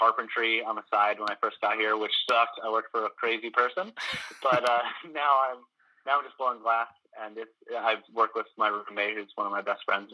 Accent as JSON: {"language": "English", "town": "Burlington", "region": "Vermont", "country": "United States", "tie": "born or raised there", "also_born_or_lived": "Williston, Vermont / Baltimore, Maryland", "moved": "as an adult", "lives_now": "Washington, United States", "said": "I'd lived in Burlington for, you know, other than the 2.5 years I was in Baltimore, I was in Burlington. And, I was born in Williston, so I was there for, you know, the first 7 years of my life"}